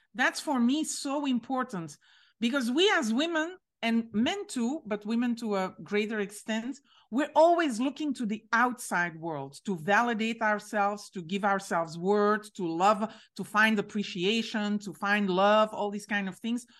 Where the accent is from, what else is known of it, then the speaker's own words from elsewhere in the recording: Belgium; I'm from Belgium, but my father is Moroccan.